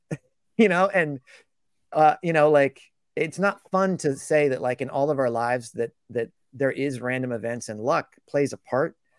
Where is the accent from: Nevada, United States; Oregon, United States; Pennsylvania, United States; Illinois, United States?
Oregon, United States; Portland; I grew up in Portland